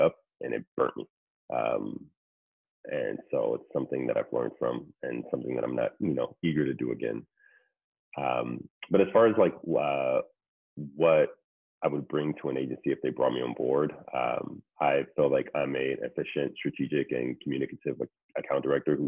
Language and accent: English; Ohio, United States; moved away as an adult; also born or lived in Syracuse, New York; now in New York City, United States; I'm originally from Ohio